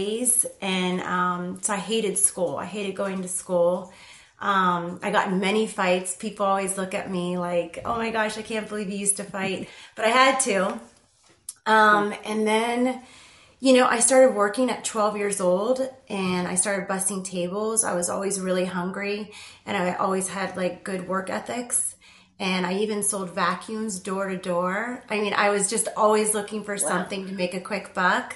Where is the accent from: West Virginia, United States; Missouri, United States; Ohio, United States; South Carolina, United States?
Ohio, United States; Youngstown; I grew up in Youngstown, Ohio.